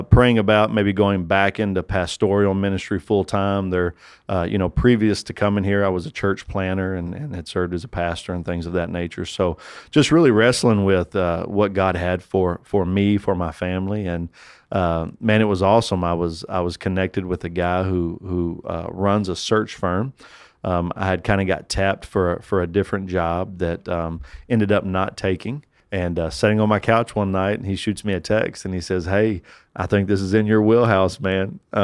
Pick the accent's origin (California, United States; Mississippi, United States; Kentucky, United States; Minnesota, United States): Kentucky, United States; I'm from Kentucky